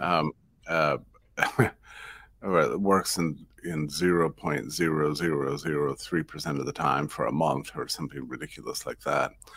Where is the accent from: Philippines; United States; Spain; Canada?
United States; as an American